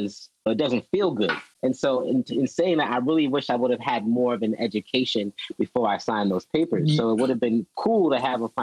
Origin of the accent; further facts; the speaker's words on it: Georgia, United States; I always felt like I wasn't the typical Black person that I saw growing up